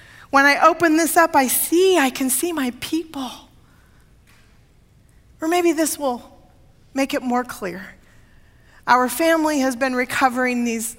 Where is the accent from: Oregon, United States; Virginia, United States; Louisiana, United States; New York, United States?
Oregon, United States; Portland; moved away; I grew up in Portland when the Fremont Bridge was built and opened.